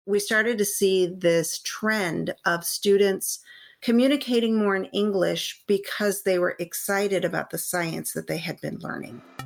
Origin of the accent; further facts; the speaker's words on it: San Gabriel Valley, California, United States; I am a California native. I grew up in the San Gabriel Valley